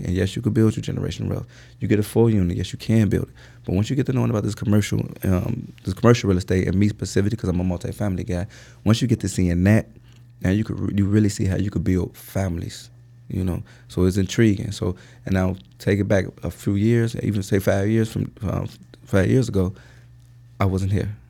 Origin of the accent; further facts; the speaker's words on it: Chicago, Illinois, United States; also born or lived in Indiana / Bolingbrook, Illinois; I'm from the Chicagoland area, and I say that because, uh, uh, originally we're from Roseland.